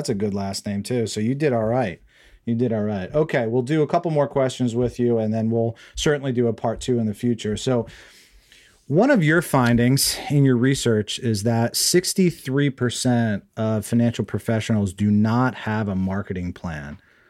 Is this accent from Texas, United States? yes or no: no; New Jersey, United States; now in Bay Area, United States; I live on the West Coast now. I grew up in New Jersey, obviously.